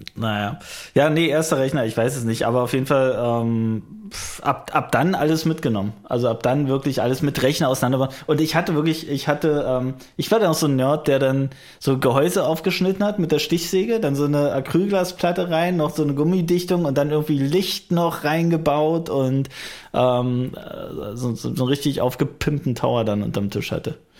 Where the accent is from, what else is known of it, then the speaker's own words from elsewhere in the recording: Frankfurt, Brandenburg, Germany; meine Heimatstadt Frankfurt-Oder